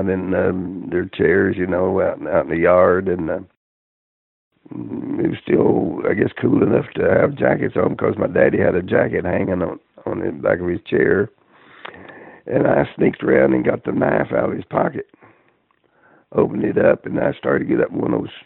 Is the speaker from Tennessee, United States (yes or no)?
yes; Spring City, Tennessee, United States; I'm from a little town up in East Tennessee, Spring City, Tennessee